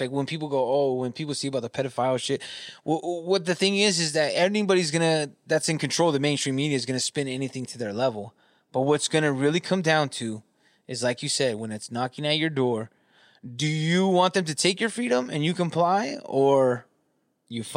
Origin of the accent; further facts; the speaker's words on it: Southern California, United States; I grew up in California, Southern California